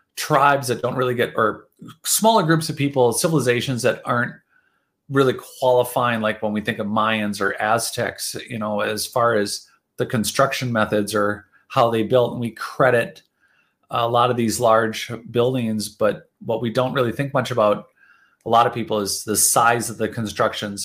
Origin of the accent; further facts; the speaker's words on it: United States; especially being American